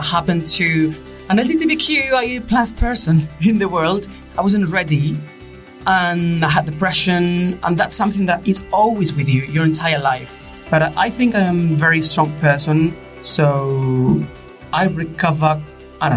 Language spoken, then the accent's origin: English; Spain; English is a second language; moved away as an adult; also born or lived in Asturias, Spain; now in London, United Kingdom; I'm 40 years old. I'm from Spain. I live in London.